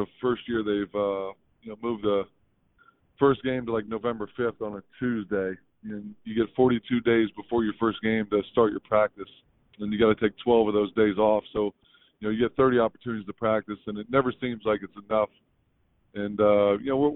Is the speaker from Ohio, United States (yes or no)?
yes; northeast Ohio, United States; small town, northeast Ohio guy